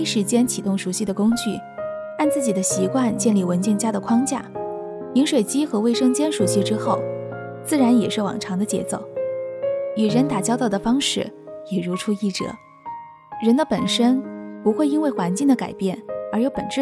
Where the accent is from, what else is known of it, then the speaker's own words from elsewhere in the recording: South China, China; now in Beijing, China; 作为地道的南方人，经过近两年的温习，也品味到那种勤劳务实、敢打敢拼的血性